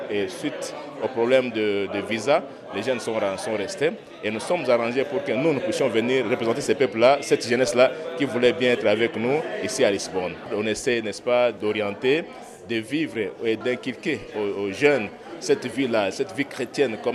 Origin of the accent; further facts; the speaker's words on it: Goma, North Kivu, DR Congo; Je suis de Silimi. Je viens précisément de la ville de Goma. C'est dans la province du Nord Kivu de la République démocratique du Congo.